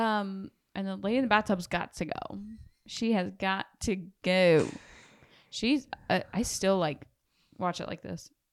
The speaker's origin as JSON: {"language": "English", "region": "the Bible Belt", "country": "United States", "said": "We're from the Bible Belt"}